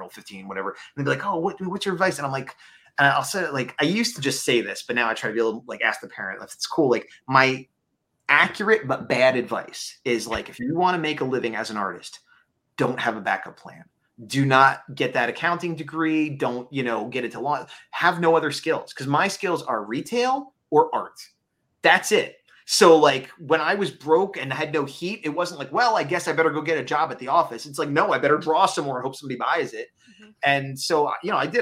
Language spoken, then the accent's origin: English; East Coast, United States; moved away; I'm from the East Coast originally